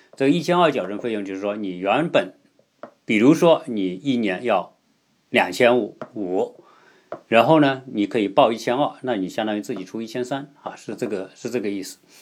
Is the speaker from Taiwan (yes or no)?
no; China; 我们中国人